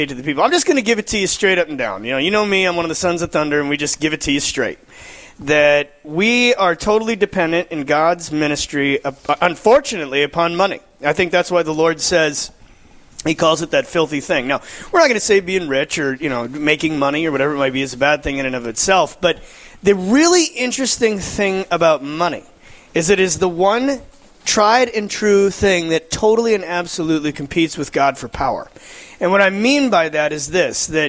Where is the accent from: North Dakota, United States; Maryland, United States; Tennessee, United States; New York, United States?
North Dakota, United States; Fargo; I'm actually from Fargo.